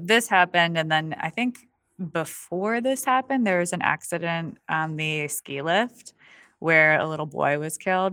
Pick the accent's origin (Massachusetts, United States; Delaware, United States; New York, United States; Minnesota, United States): New York, United States; Allegany; moved away; my hometown